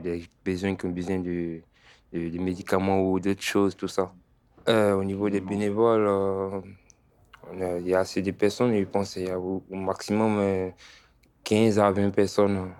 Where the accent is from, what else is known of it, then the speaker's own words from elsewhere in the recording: Côte d’Ivoire; also born or lived in Italy / Paris; now in Bordeaux, France; j'ai quitté la Côte d'Ivoire depuis 2017